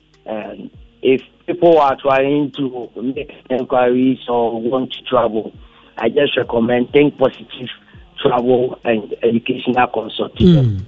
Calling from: Kumasi, Ashanti, Ghana; I'm calling from Kumasi.

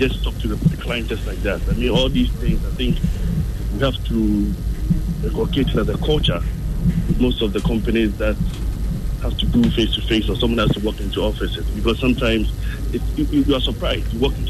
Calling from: Ofankor, Greater Accra, Ghana; I'm calling from Ofanko.

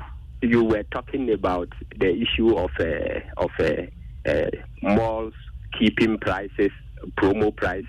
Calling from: Yendi, Northern Region, Ghana; I'm calling from Yendi.

